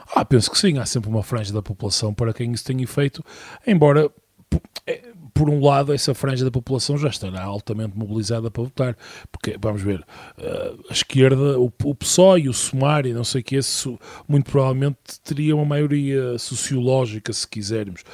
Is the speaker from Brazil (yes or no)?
no; Minho, Portugal; sou minhoto